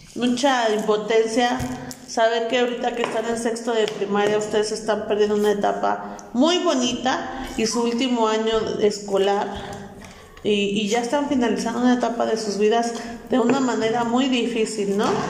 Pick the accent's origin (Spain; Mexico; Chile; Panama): Mexico; Hidalgo; resistamos como buenos hidalguenses, mexicanos, hidalguenses y simapenses